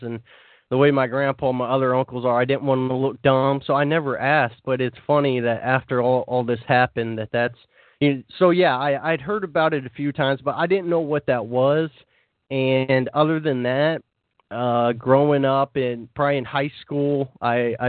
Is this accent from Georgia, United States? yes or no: no; Missouri, United States; Growing up in the South, or in Missouri, if you consider that the South, I do.